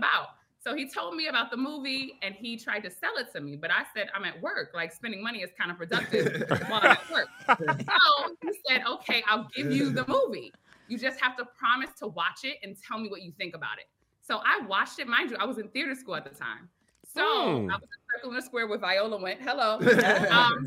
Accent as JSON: {"language": "English", "town": "New York City", "region": "New York", "country": "United States", "moved": "as an adult", "lives_now": "Atlanta, United States", "said": "I'm from Brooklyn"}